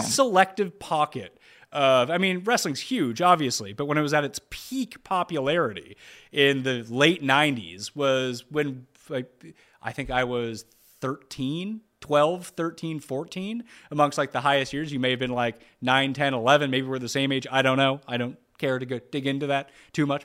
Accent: Canada; growing up in Canada

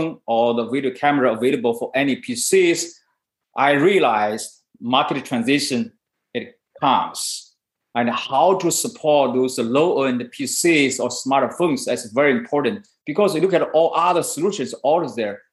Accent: China; moved away as an adult; now in Silicon Valley, United States; I was born in China. And I moved to Silicon Valley in 1997

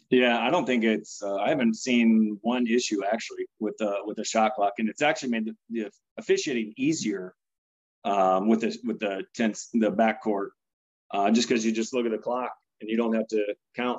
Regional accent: Pella, Iowa, United States; I'm from Pella

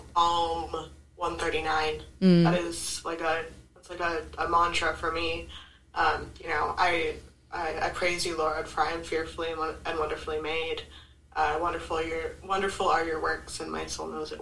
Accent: Bay Area, California, United States; I was born up north in the Bay Area

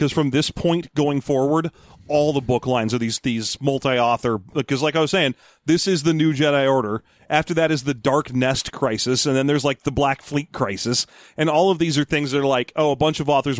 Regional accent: Albany, New York, United States; The Lutica expression. I'm from Albany.

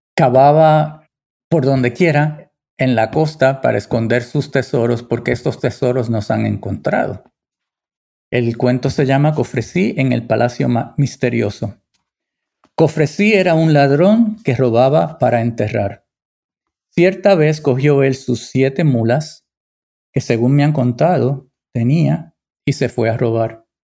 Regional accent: Puerto Rico; mi tierra

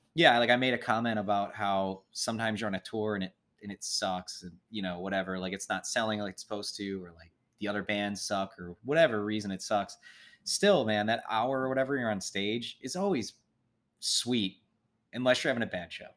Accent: Midwest, United States; we're all from the Midwest

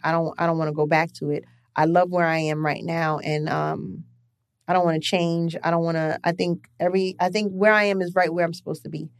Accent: New York City, New York, United States; also born or lived in Lefrak City, Queens; I grew up in East Flatbush. From East Flatbush, I moved to Left Rack City

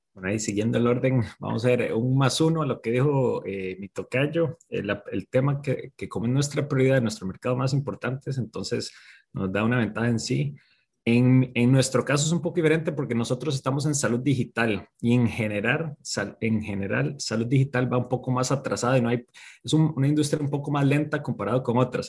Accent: Costa Rica; soy de Costa Rica

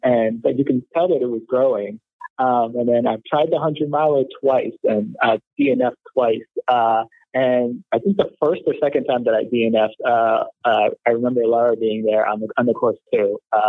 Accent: New York City, New York, United States; so I'm a native New Yorker, born and raised in Brooklyn.

